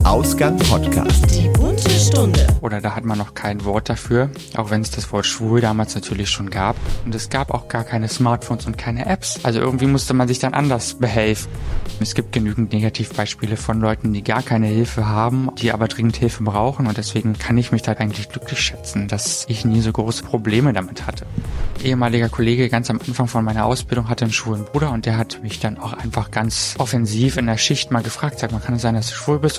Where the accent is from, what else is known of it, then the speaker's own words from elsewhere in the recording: Germany; in der Region, wo ich herkomme